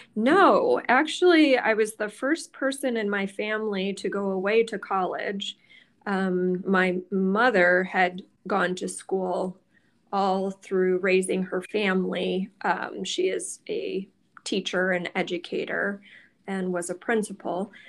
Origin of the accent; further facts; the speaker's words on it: Mount Clemens, Michigan, United States; moved away as an adult; also born or lived in Green Bay, Wisconsin; I grew up in the Detroit area in Mount Clemens, Michigan.